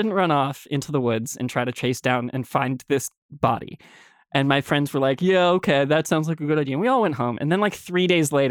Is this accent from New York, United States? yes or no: yes; New York, United States; I grew up in Westchester, New York, and my house was sort of on a cul-de-sac pretty far into the woods.